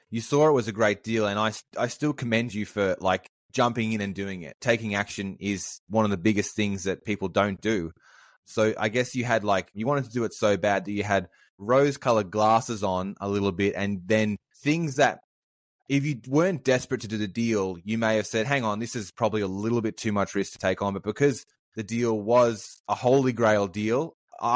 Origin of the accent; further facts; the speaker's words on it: Sydney, New South Wales, Australia; I'm from Sydney as well